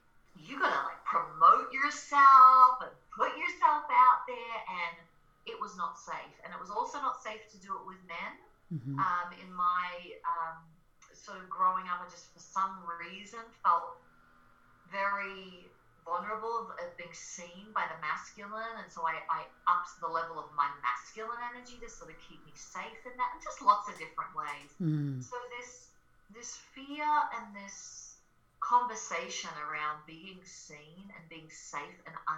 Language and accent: English; Australia; accent: Australian; now in Colorado, United States; I'm Australian, so that's my accent. It's a little bit less these days. I'm living in Colorado and I've been here for a long time, but I was a singer, a songwriter, performer back in the day in Australia